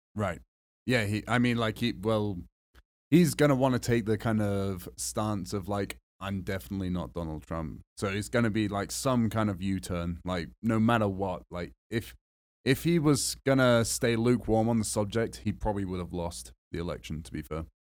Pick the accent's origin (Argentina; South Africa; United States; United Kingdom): United Kingdom; England; moved away; I'm white and I'm English